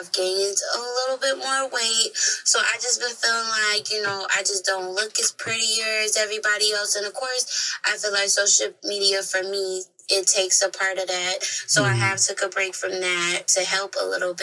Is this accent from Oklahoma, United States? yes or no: no; Minnesota, United States; born and raised in Minnesota